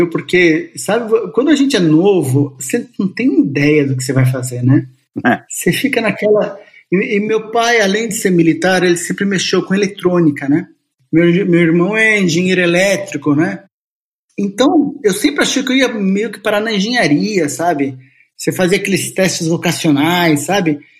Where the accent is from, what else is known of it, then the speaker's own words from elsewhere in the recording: São Paulo, Brazil; born there; also born or lived in Bauru; Ó, eu nasci em São Paulo, São Paulo capital. Todo mundo fica achando que eu sou de Bauru, mas não sou. Eu só morei alguns anos em Bauru, minha família foi parar em Bauru, né?